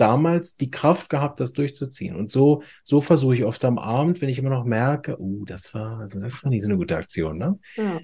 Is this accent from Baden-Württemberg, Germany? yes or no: no; Berlin, Germany; accent: Hochdeutsch; now in Chur, Switzerland; Ich bin ganz ursprünglich aus Berlin, deshalb Hochdeutsch